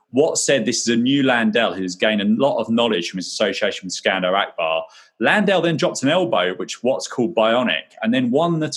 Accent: Croydon, London, United Kingdom; I'm from Croydon

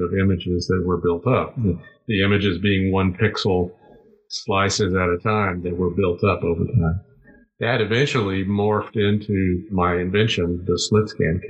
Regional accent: McAllen, Texas, United States; moved away as an adult; now in San Antonio, United States; I grew up in McAllen

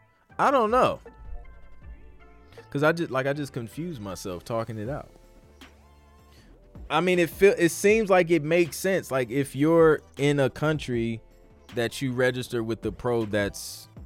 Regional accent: England, United Kingdom; now in Canada; I'm from England and with PRS, but Canada has been my home for 12 years.

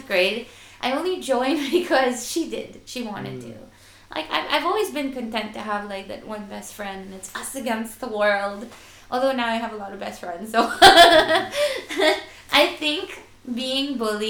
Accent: Manila, Metro Manila, Philippines; moved away; growing up in Manila

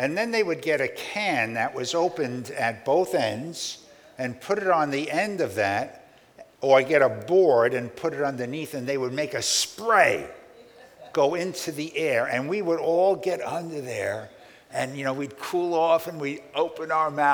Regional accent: New York City, New York, United States; a boy growing up in Brooklyn

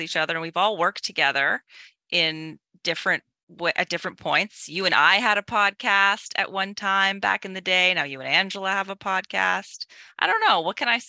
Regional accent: Canada; from Canada.

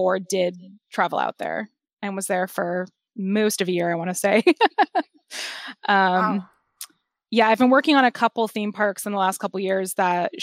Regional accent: Los Angeles, California, United States; also born or lived in Lincoln Heights, Los Angeles; I was born and raised in the San Fernando Valley

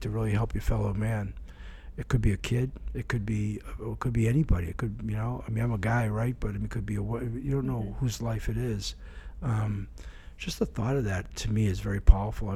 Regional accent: Boston, Massachusetts, United States; now in Honolulu, United States; I grew up in the Boston area

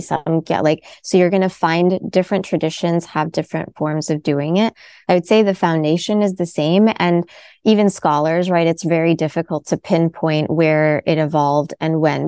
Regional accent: United States; My family's from India. I was born in America.

